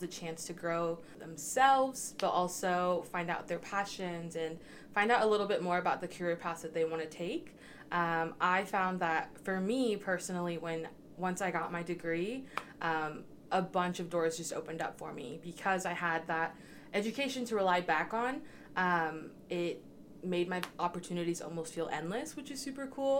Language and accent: English; Spalding, Nebraska, United States; I'm from Spalding, Nebraska, which is a super small town about 2 hours northeast of Kearney.